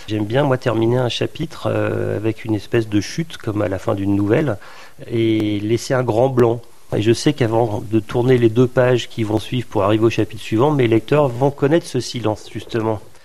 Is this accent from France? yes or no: yes; Vosges, Grand Est, France; now in Brittany, France; je suis né dans les Vosges